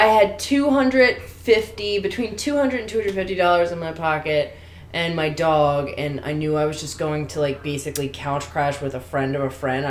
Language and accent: English; Baltimore, Maryland, United States; moved away as an adult; also born or lived in Washington, D.C. / New York / Prescott, Arizona; now in Los Angeles, United States; I'm from Baltimore, everyone's negative.